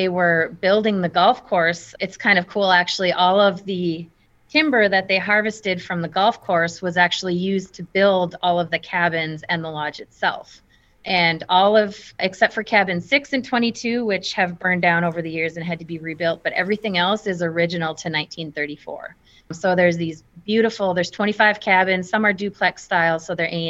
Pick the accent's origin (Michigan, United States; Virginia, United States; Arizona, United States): Michigan, United States; Calumet; moved away as an adult; now in Hancock, Michigan, United States; I grew up in Calumet, Michigan, which is just down the road from where the Keweenaw Mountain